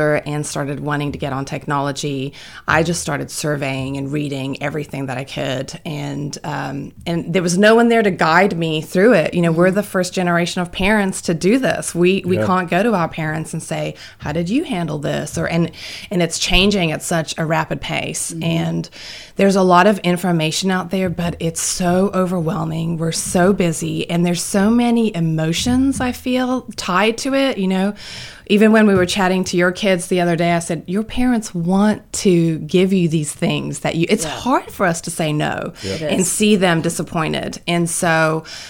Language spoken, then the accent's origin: English; South Africa; moved away as an adult; I am from South Africa, so sound a little weird.